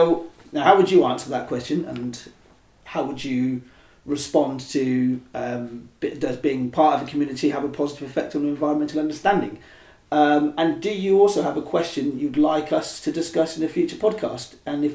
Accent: Oxford, South East England, United Kingdom; I mean, I was born here. Okay, so interesting. I grew up in East Oxford. I pretty much grew up here. Went to school here. Worked mostly here and sometimes in town.

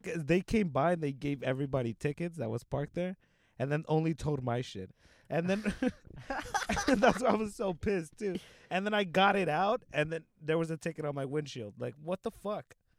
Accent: Los Angeles, California, United States; I grew up in the '90s in uh, South Central by 60th and Compton. That's where I grew up

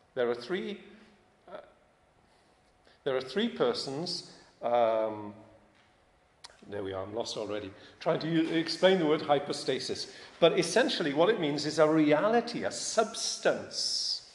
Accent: United Kingdom; I'm British

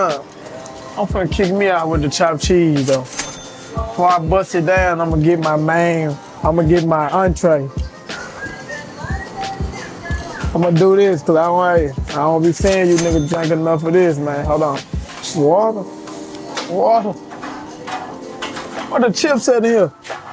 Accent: Huntsville, Alabama, United States; I'm from Huntsville, Alabama

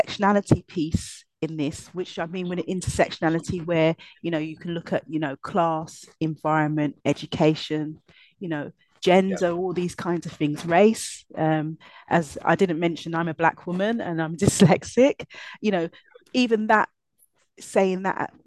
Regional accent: London, United Kingdom; a young black girl growing up in East London.

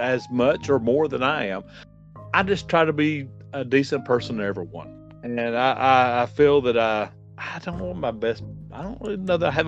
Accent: Asheville, North Carolina, United States; I grew up here in Asheville, here where I'm at now

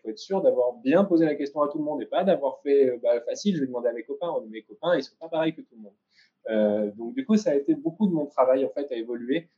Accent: France; moved away as an adult; now in Israel; en tant que Français ici

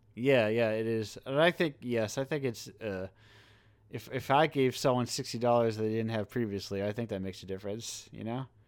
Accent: United States; I'm an American

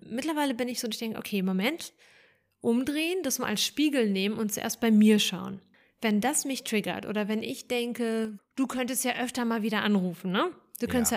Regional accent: Germany; born or raised there; also born or lived in Ukraine

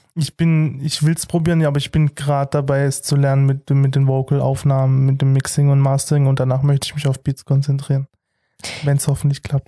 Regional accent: Heilbronn district, Baden-Württemberg, Germany; ich komme aus dem Kreis Heilbronn

